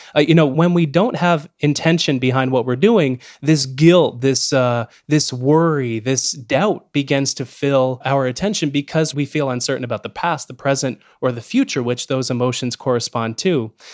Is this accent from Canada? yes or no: yes; Canada; especially as a Canadian speaking to you from Canada